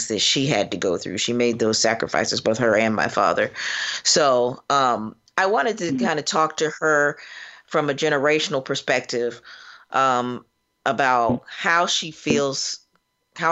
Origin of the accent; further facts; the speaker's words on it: Florida, United States; now in Cincinnati, United States; I am from Florida, which I'm a little bit embarrassed about as of late, but I am from there, and currently practicing in Cincinnati, Ohio